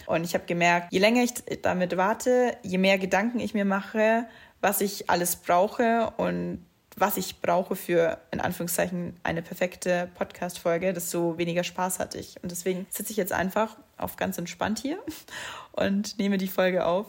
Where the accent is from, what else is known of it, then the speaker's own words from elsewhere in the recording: near Munich, Bavaria, Germany; accent: dialect; ich bin in der Nähe von München geboren, wie man es vielleicht auch teilweise bei gewissen Wörtern hört, spreche ich eigentlich Dialekt.